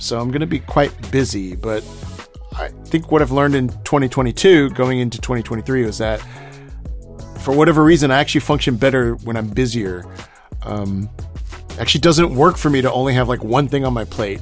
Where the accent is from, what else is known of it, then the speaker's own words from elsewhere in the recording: Houston, Texas, United States; my hometown of Houston, Texas